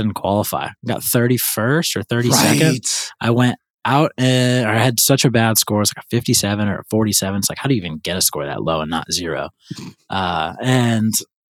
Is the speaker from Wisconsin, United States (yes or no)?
no; St. Louis, Missouri, United States; my hometown, St. Louis